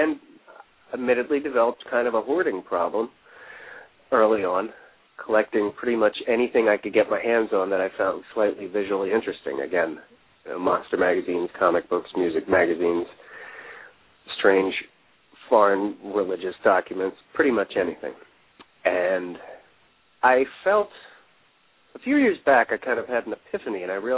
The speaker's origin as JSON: {"language": "English", "town": "Elverson", "region": "Pennsylvania", "country": "United States", "tie": "born or raised there", "also_born_or_lived": "Pottstown, Pennsylvania", "moved": "as an adult", "lives_now": "Philadelphia, United States", "said": "I was born in Pottstown, Pennsylvania, and grew up in a town called Elverson, population 900"}